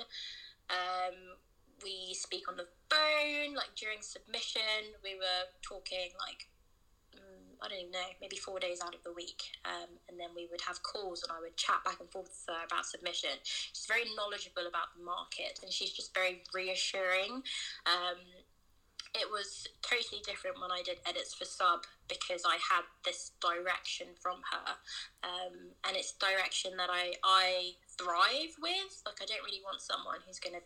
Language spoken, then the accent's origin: English; England, United Kingdom; But I was born in England